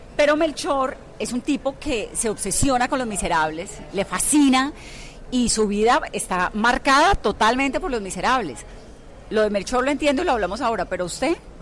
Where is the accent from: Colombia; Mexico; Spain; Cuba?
Colombia; nosotros los colombianos